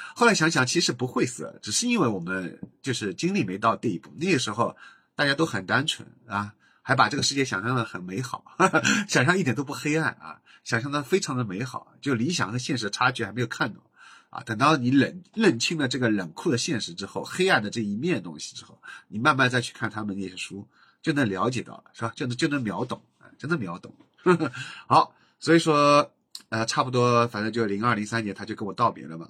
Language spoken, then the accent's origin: Chinese; Jinshan Petrochemical, Jinshan, Shanghai, China; 就讲我老家的这期节目